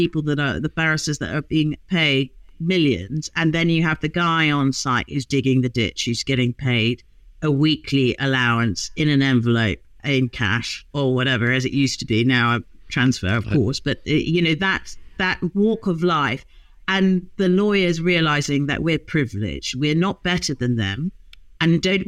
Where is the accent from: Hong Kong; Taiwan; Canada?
Hong Kong; moved away; I grew up in Hong Kong